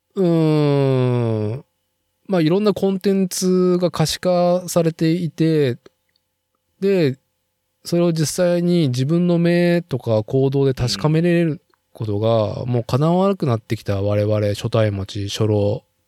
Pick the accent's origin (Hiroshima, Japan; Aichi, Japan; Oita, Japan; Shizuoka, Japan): Aichi, Japan; Nagoya; 僕がその名古屋生まれ名古屋育ちで